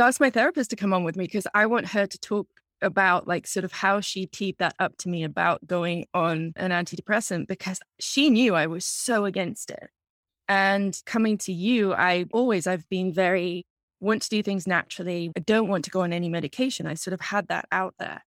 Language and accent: English; England, United Kingdom; moved away as an adult; now in United States; I'm originally from England. I came over here to America as a student in my early twenties